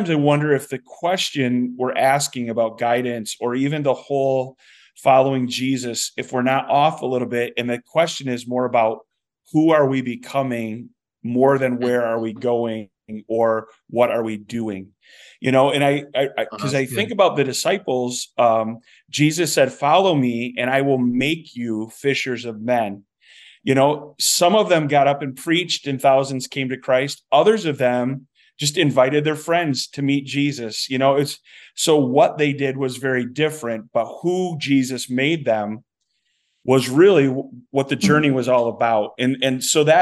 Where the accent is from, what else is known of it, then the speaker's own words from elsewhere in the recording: Saginaw, Michigan, United States; moved away as an adult; also born or lived in Flint, Michigan / White Cloud, Michigan; now in Helena, United States; I was born in Flint, grew up in Saginaw